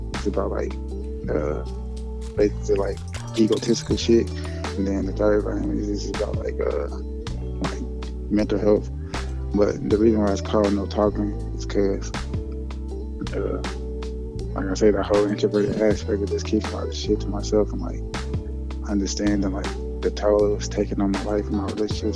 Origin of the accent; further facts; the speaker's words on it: Chicago, Illinois, United States; I'm from Roseland, Chicago.